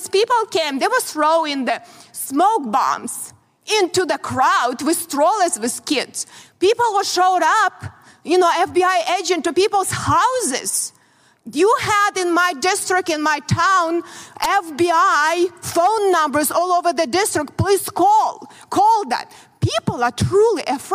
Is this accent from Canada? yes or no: no; Ukraine; born or raised there; moved away as an adult; also born or lived in Soviet Union; now in United States